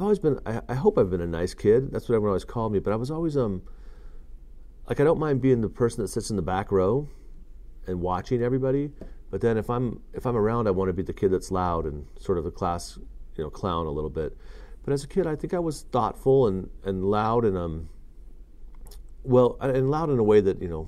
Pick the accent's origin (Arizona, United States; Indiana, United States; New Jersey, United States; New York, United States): Arizona, United States; Tempe; also born or lived in Colorado; I kind of grew up all over the West, so different parts of the West, parts of Colorado, parts of Arizona, other various parts for short whiles, but a lot of my growing up I did in Arizona, Tempe, Arizona